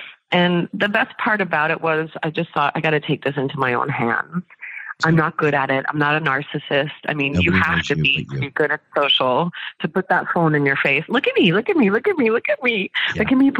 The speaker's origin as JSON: {"language": "English", "region": "New York", "country": "United States", "said": "I'm a New Yorker, so it's going to be hard for me to tear the Band-Aid off"}